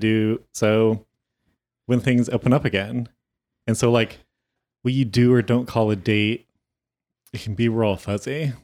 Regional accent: Modesto, California, United States; now in Los Angeles, United States; my hometown

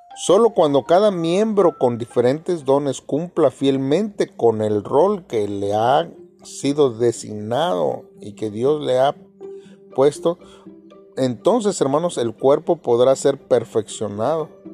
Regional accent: Mexico; somos mexicanos

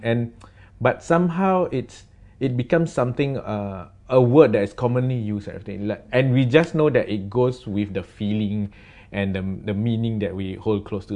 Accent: Singapore; we are from Singapore and this is what we sound like

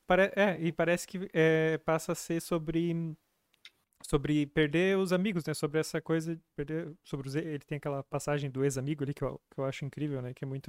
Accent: Capinzal, Santa Catarina, Brazil; born or raised there; moved away

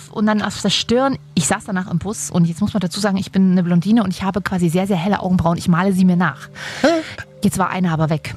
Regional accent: Leipzig, Saxony, Germany; ich komme aus Sachsen, ich bin Leipzigerin und deswegen bin ich eigentlich Leipzigerin und nicht Sächsin.

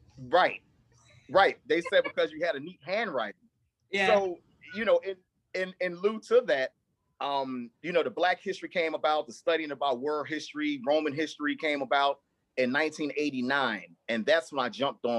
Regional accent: New York City, New York, United States; Born and raised in Brooklyn

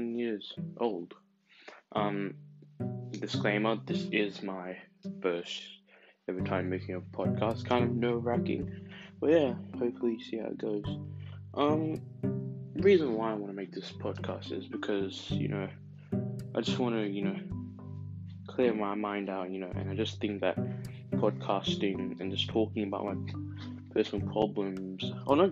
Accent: Melbourne, Victoria, Australia; I was born in Melbourne, Australia

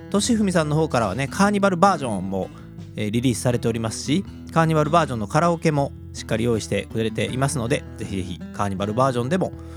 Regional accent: Kobe, Hyogo, Japan; 神戸っ子

